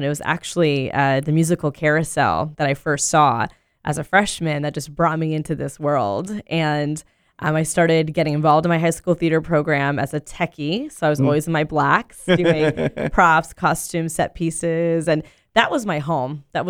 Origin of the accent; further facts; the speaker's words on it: Orlando, Florida, United States; this is my hometown. I'm born and raised in Orlando. I went to public school K through 12